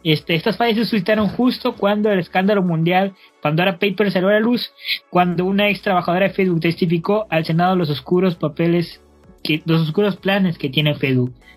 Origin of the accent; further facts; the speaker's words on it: Mexico; los mexicanos fuimos unos abusivos porque nos independizamos